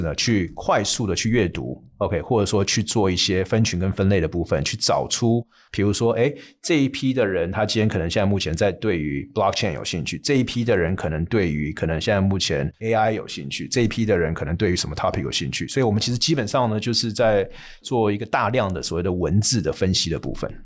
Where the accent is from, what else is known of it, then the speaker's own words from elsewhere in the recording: United States; moved away as an adult; 从小在美国那边长大，甚至也在那边念书、工作，甚至又回去念书